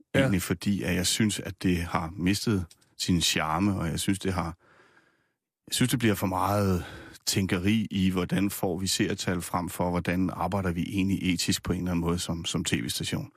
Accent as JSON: {"language": "Danish", "town": "Nysted", "region": "Zealand", "country": "Denmark", "tie": "born or raised there", "also_born_or_lived": "Rødovre", "moved": "yes", "lives_now": "Gævninge, Denmark", "said": "Jeg er opvokset nede på Lolland i, mm. Nyst, i Nysted. Født i Rødovre oprindeligt og bor nu i Gævninge mellem øh, Roskilde og Holbæk"}